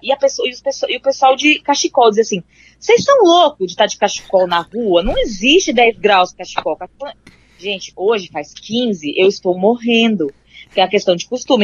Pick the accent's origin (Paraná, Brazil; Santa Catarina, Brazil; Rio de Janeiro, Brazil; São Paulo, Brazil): Paraná, Brazil; Cascavel; Quem foi criado no frio horroroso de Cascavel